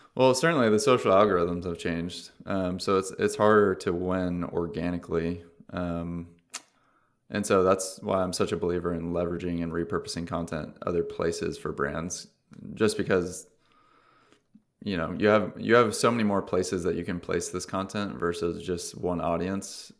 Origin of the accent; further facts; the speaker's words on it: Orange County, California, United States; I'm from Orange County